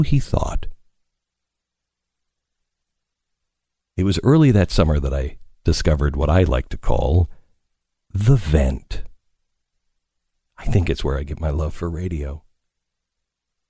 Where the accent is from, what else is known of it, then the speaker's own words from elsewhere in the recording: Pacific Northwest, United States; I grew up in the Pacific Northwest, so it was a little waterlogged.